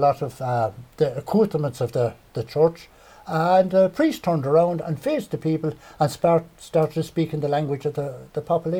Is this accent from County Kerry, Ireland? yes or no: no; Clonmel, Tipperary, Ireland; also born or lived in Powerstown; I was born in Clonmel and were reared in what would be known as King Street. The back of the flats, there was two houses. We were neighbours with John Noonan, who would be of the Noonan Joinery family. And my father bought Powerstown in 1954.